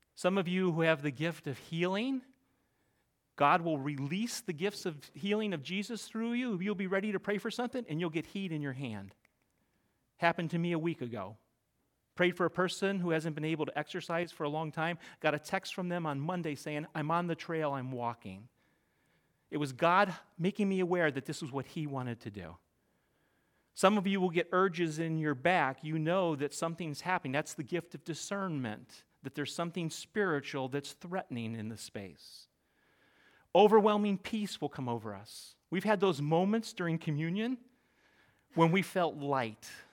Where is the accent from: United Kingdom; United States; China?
United States; Middle America, Midwest; moved away as an adult; now in New England, United States; I grew up in Middle America